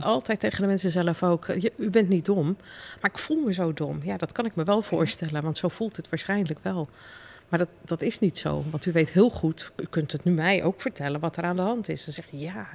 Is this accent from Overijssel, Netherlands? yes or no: yes; Deventer, Overijssel, Netherlands; ik kom trouwens uit Deventer